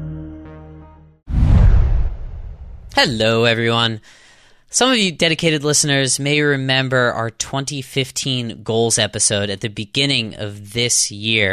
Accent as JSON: {"language": "English", "town": "Pittsburgh", "region": "Pennsylvania", "country": "United States", "said": "I'm from Pittsburgh."}